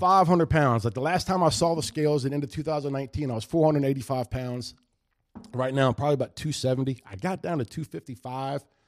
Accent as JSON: {"language": "English", "town": "White Oak", "country": "United States", "tie": "born or raised there", "said": "Growing up around White Oak"}